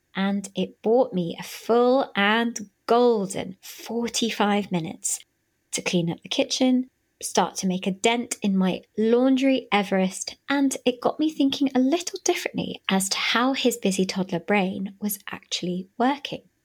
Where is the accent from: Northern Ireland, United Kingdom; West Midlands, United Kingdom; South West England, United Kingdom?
West Midlands, United Kingdom; Birmingham; moved away as an adult; now in London, United Kingdom; back up in my hometown of Birmingham